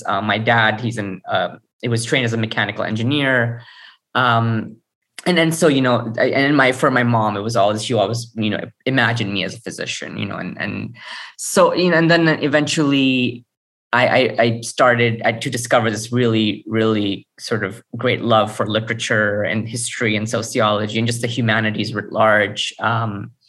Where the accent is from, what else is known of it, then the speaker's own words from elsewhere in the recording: Karachi, Sindh, Pakistan; also born or lived in Sukkur, Pakistan; now in Austin, United States; I was raised in Karachi, which is at this point, the third largest city in the world by population, I think, in Pakistan